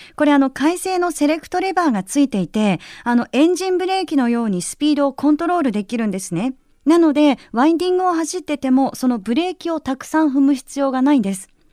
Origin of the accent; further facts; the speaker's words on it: Yamanashi, Japan; 出身が山梨なので